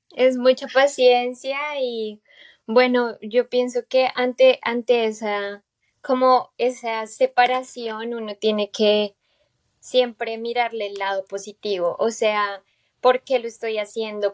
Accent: Bogotá, Colombia; moved away as an adult; now in United States; yo soy de Bogotá

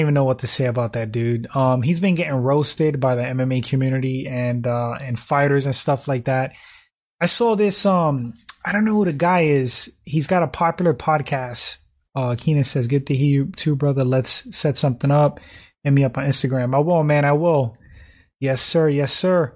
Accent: New York, United States; in my home state

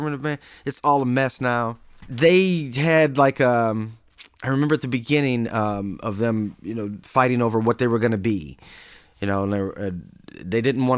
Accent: Flint, Michigan, United States; I'm from Flint, Michigan

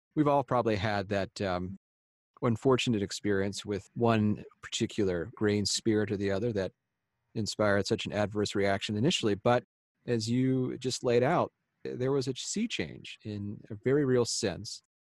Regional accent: Midwest, United States; because we're both Midwesterners

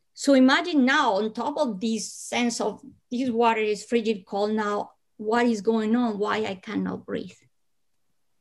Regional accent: Bogotá, Bogotá Capital District, Colombia; because I was born in Colombia, I come from hot weather country, but I was born in Bogota, high up in the Andes.

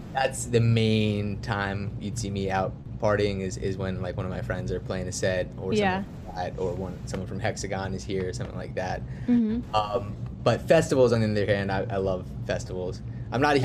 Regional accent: South Florida, United States; born and raised in South Florida, probably, like, 45 minutes from Miami or so

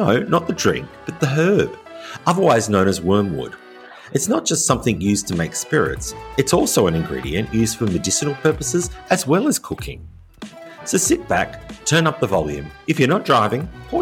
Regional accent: Australia; moved away as an adult; also born or lived in rural France; now in France; an Australian living in rural France

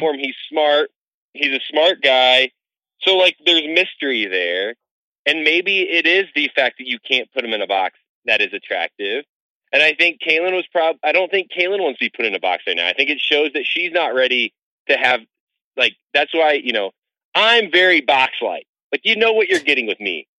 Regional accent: just outside of Chicago, Illinois, United States; now in Denver, United States; I grew up just outside of Chicago, so I, I know Chicago well

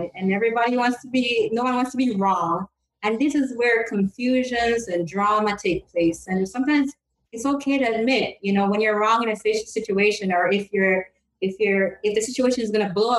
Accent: Jamaica; I'm from Jamaica

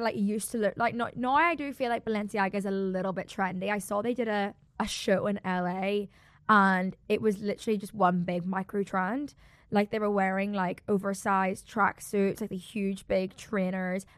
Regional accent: South Africa; I'm so South African

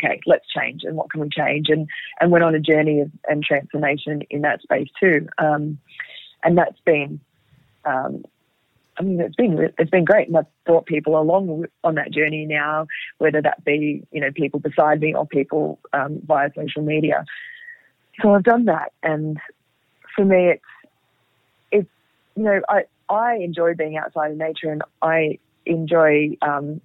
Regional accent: Sydney, New South Wales, Australia; I grew up in Sydney and, you know, lived at the beach and in the bush through my childhood.

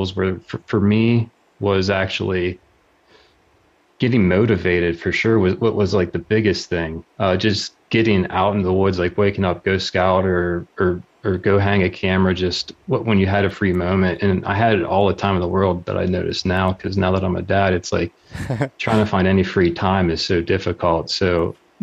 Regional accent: southwestern Pennsylvania, United States; I grew up in the Big Mountain area, southwestern PA

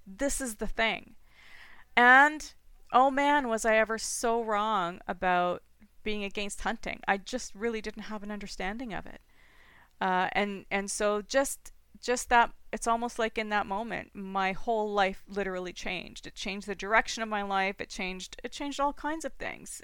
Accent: Toronto, Ontario, Canada; also born or lived in British Columbia / Saskatchewan; now in Ancaster, Canada; I was born and raised in Toronto

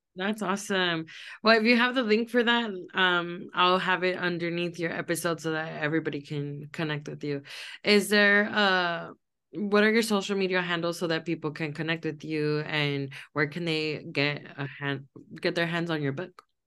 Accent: Los Angeles, California, United States; I grew up in Los Angeles

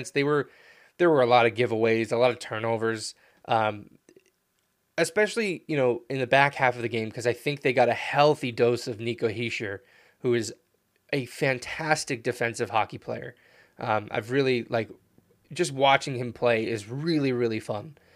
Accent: United States; I'm an American

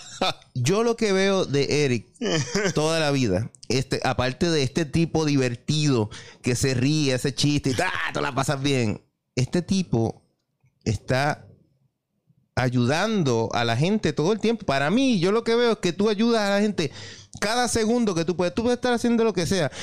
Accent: Carolina, Puerto Rico; now in San Juan, Puerto Rico; me crié en Carolina y voy en San Juan

